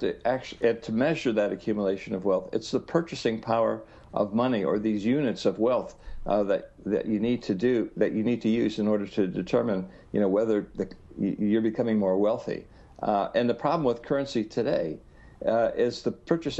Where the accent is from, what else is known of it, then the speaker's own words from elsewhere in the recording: Ohio, United States; as a young boy in the 1950s growing up in Ohio.